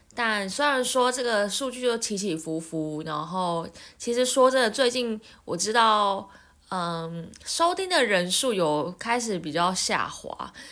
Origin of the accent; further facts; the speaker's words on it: Taiwan; 我们身为台湾人，呃，亚洲人